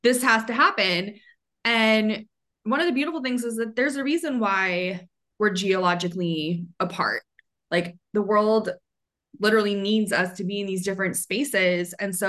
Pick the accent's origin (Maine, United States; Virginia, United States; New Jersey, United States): Maine, United States; now in Atlanta, United States; because I was pretty sheltered until I moved to Atlanta from Maine.